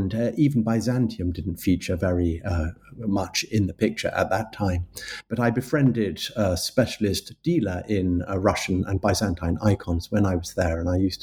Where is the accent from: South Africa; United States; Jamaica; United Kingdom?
United Kingdom; London; I'm a Londoner. I was born in London, and I've lived in London for most of my life, with a little foray into the countryside in my teenage years.